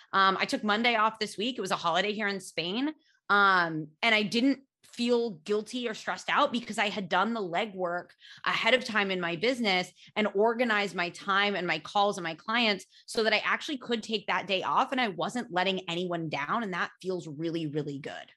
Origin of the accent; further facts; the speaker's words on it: United States; accent: American; when I was little, I used to be so embarrassed of my American accent